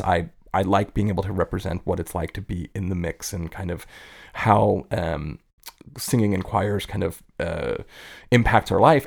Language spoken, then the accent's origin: English; East Coast, United States; moved away as an adult; now in Bay Area, United States; I grew up on the East Coast